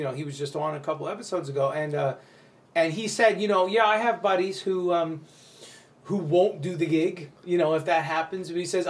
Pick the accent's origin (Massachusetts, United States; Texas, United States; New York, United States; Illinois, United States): New York, United States; this is the weird part about being a New Yorker and so being so upfront with your emotions that people feel uncomfortable.